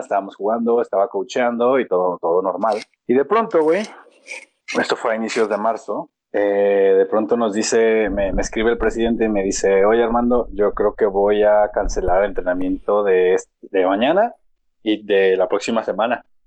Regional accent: Mexico; como mexicano pesimista

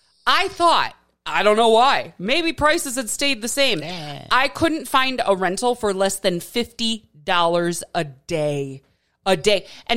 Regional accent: Milwaukee, Wisconsin, United States; moved away; I'm from Milwaukee.

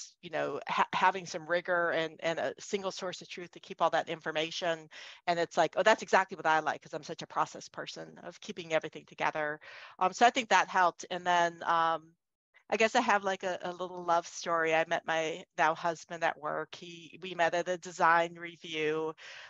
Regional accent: Cleveland, Ohio, United States; moved away; also born or lived in Boston; I grew up in Cleveland, Ohio

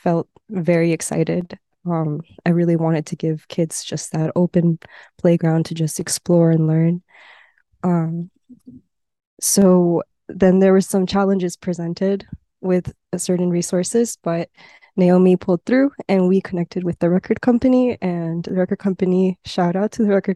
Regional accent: South Florida, United States; now in Boston, United States; I am based in Boston. I am from South Florida.

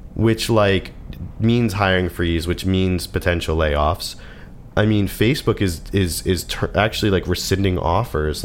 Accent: United States; we're American

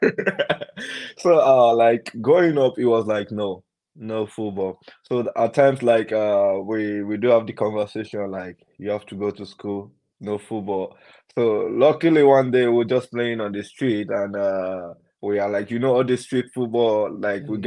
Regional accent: Ilorin, Kwara, Nigeria; now in Nottingham, United Kingdom; I grew up in Ilorin

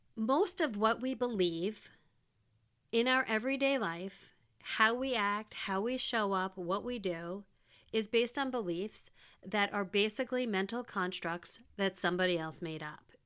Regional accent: United States; moved away as an adult; also born or lived in Wisconsin; I was born and raised in the New York, New Jersey area

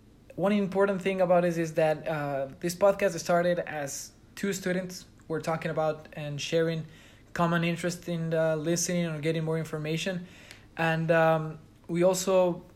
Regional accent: Quito, Pichincha, Ecuador; moved away as an adult; now in Melbourne, Australia; I'm originally from Quito, Ecuador. I'm an international student here.

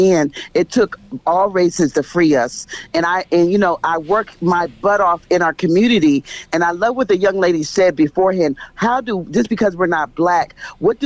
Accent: Philadelphia, Pennsylvania, United States; I'm from Philadelphia

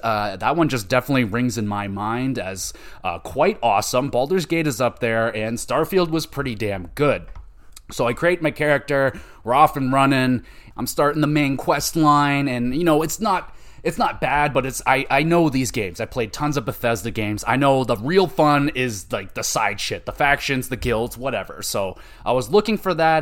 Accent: Canada; I am Canadian

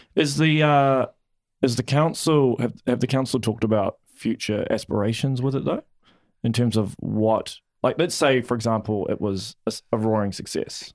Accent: Auckland, New Zealand; I'm originally from Auckland

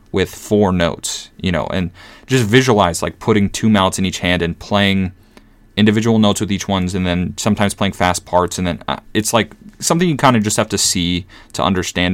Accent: Minnesota, United States; born or raised there

